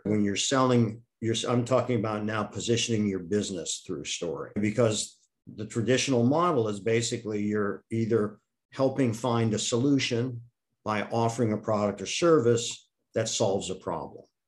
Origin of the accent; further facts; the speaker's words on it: Akron, Ohio, United States; moved away; also born or lived in Wisconsin; I'm originally from Akron, Ohio rubber capital of the United States.